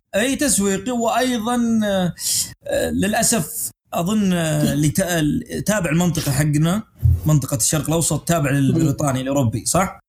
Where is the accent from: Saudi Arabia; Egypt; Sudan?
Saudi Arabia; عندنا في السعوديه